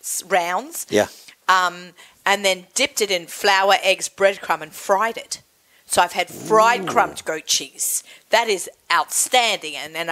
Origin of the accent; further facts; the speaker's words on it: Australia; we're Australian